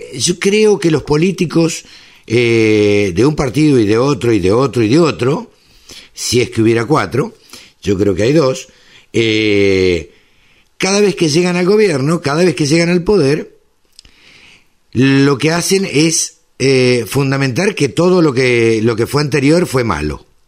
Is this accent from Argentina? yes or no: yes; Maipú, Buenos Aires Province, Argentina; yo nací en Maipú, me crié en Maipú, zona de cría